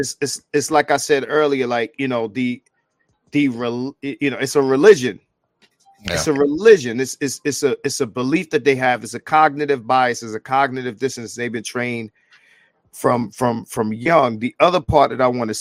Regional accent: New York, United States; I'm from New York, the bluest of the blue states.

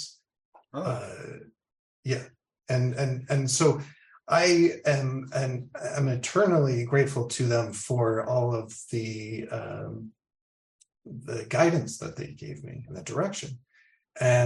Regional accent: Massachusetts, United States; also born or lived in Rhode Island; now in Maryland, United States; I am living in Maryland currently, but I'm originally from the Northeast, Massachusetts

